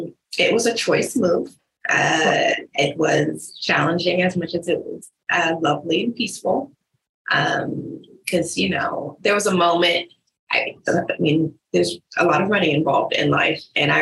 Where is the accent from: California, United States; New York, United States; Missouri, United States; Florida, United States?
California, United States; Stockton; also born or lived in Tucson; now in Honolulu, United States; I am born in Tucson, Arizona, mostly raised in Stockton, California. Dipped as soon as I could for a slight tour of San Diego with a finish